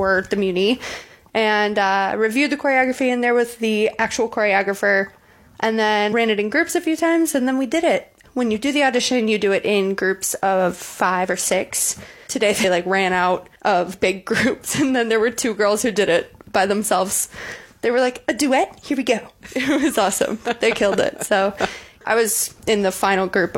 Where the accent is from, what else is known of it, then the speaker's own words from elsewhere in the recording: the Chicago suburbs, Illinois, United States; moved away as an adult; now in Muncie, United States; I'm from the Chicago suburbs